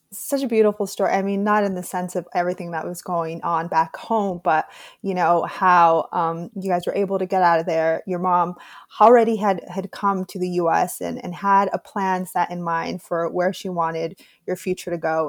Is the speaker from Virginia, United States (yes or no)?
no; California, United States; moved away as an adult; also born or lived in Mexico; now in New York, United States; growing up in California